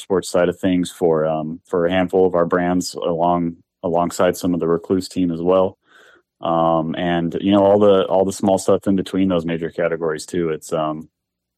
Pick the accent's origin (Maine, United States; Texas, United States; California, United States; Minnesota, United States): California, United States; Southern; I was born and raised in SoCal here.